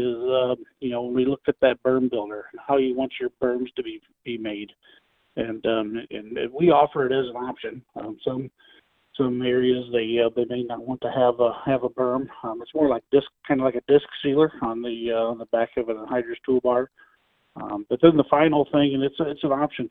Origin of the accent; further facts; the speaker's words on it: Illinois, United States; I grew up in Illinois